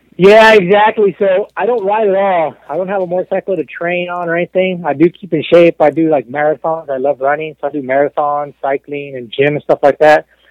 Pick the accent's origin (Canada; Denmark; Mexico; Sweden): Mexico; moved away; also born or lived in Texas; I'm born and raised in Mexico. I'm 100% Mexican, about as Mexican as you can get.